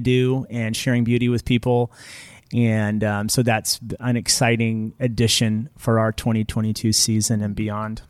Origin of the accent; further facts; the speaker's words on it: Fremont, California, United States; also born or lived in Oakland, California / Davis, California / Benicia, California; I was born over in Oakland, uh, and my family, we moved here to Niles when I was five. and, uh, spent my childhood here